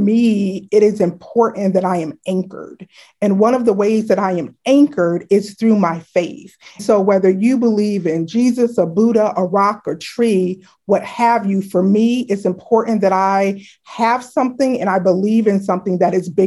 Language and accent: English; Chicago, Illinois, United States; moved away as an adult; now in Washington, D.C., United States; I grew up in Chicago, Illinois, actually a little suburb outside of Chicago called South Barrington Hills.